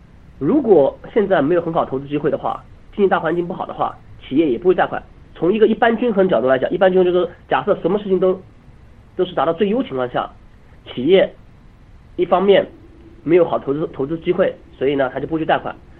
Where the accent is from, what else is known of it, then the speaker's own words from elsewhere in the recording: China; now in Geneva, Switzerland; 我们中国人经常讲的